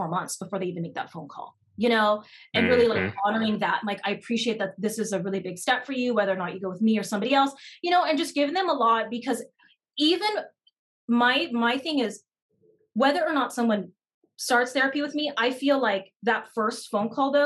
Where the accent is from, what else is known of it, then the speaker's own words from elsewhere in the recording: United States; I'm Japanese American